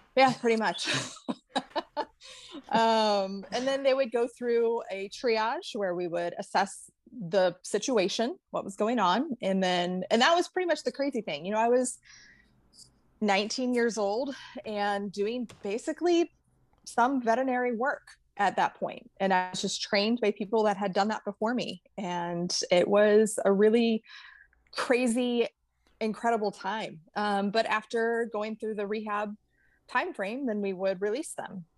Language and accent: English; St. Louis, Missouri, United States; moved away; I actually grew up in the Midwest. I'm from St. Louis.